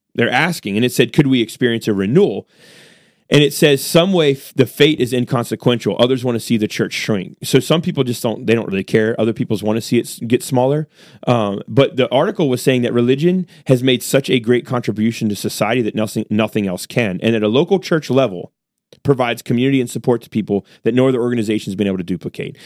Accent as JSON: {"language": "English", "country": "United States", "said": "I'm an American"}